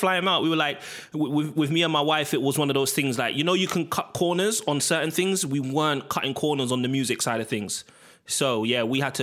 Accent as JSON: {"language": "English", "region": "London", "country": "United Kingdom", "said": "I'm from Harlesden. I was in between Harlesden and Kensal Rise."}